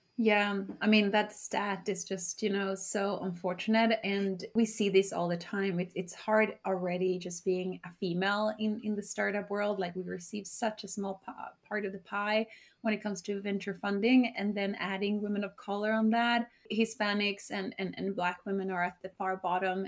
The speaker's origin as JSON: {"language": "English", "country": "Sweden", "tie": "born or raised there", "moved": "as an adult", "lives_now": "New York, United States", "said": "I was born and raised in Sweden"}